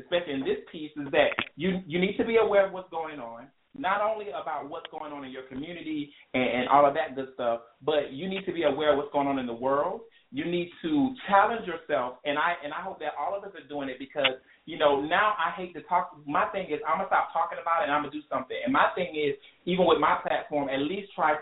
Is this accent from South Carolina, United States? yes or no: yes; South Carolina, United States; I'm from South Carolina. We dealt with that Confederate flag stuff when I was in high school